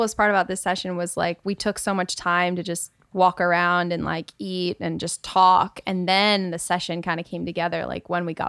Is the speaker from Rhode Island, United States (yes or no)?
yes; Rhode Island, United States; moved away as an adult; also born or lived in Nashville; now in Los Angeles, United States; No, I'm from Rhode Island originally, born and raised. And then I went to school in Nashville at Belmont. And then I came to LA.